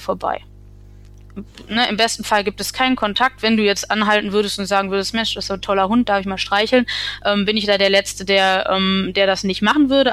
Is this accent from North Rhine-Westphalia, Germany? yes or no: yes; Essen, North Rhine-Westphalia, Germany; now in Münsterland, Germany; ich komme ursprünglich aus Essen